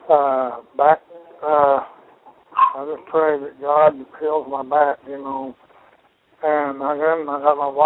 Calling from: Rogers, Arkansas, United States; calling Rogers, from. Arkansas.

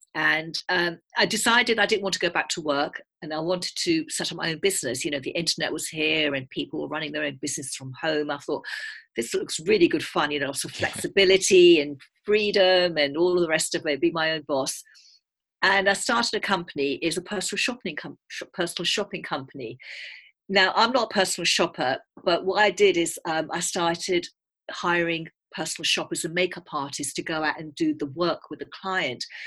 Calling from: south of Cambridge, East of England, United Kingdom; I'm calling from England. I live just south of Cambridge.

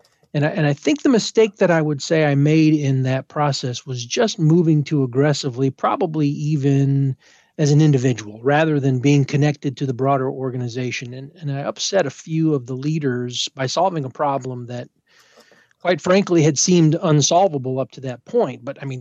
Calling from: Illinois, United States; I'm about an hour west of downtown Chicago, so in the wonderful state of Illinois.

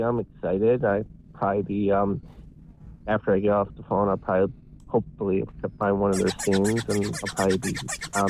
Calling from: Cleveland, Ohio, United States; from Cleveland, Ohio.

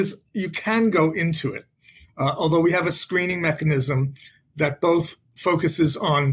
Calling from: Boston, Massachusetts, United States; I am calling from Boston, Massachusetts

